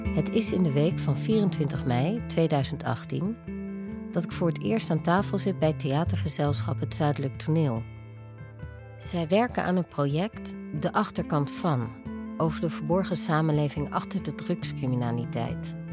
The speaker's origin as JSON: {"language": "Dutch", "town": "Veldhoven", "region": "North Brabant", "country": "Netherlands", "tie": "born or raised there", "also_born_or_lived": "Amsterdam", "moved": "yes", "said": "Ik ben opgegroeid in Beeldhoven"}